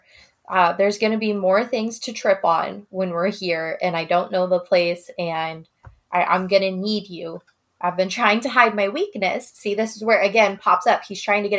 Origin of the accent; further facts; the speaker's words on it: Midwest, United States; I grew up in the Midwest.